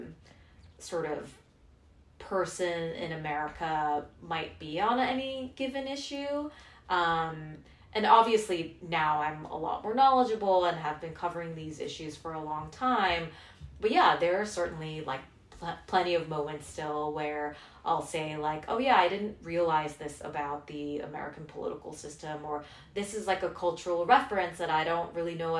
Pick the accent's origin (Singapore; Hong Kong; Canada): Hong Kong; moved away as an adult; also born or lived in South Korea; now in United States; I was born in Korea. I grew up mostly in Hong Kong